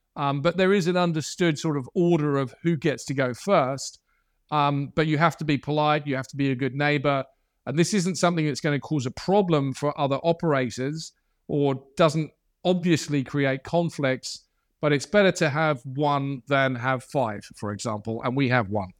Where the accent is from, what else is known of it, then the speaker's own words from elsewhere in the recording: Ireland; I'm Irish.